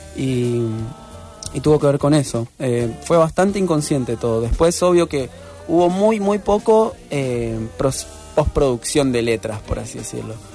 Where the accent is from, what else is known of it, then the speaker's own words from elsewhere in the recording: Reconquista, Santa Fe, Argentina; now in Rosario, Argentina; mi ciudad natal, que es Reconquista